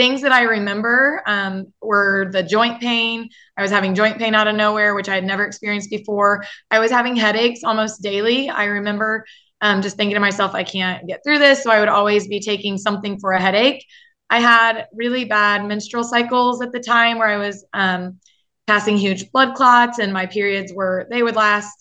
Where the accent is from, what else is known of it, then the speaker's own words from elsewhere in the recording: Effingham, Illinois, United States; I am from Effingham, Illinois